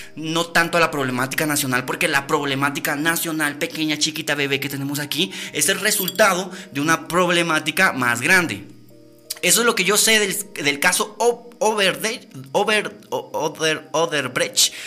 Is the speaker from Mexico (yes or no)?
no; Guatemala; nosotros realmente como guatemaltecos que vivimos y caminamos todos los días en las calles